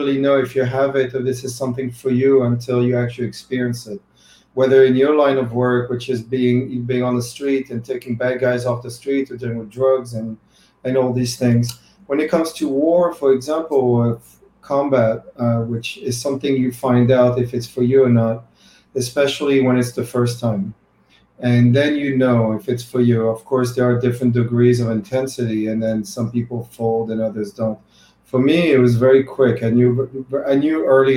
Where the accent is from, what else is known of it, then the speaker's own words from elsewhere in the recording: France; now in United States; I'm European, I'm from France originally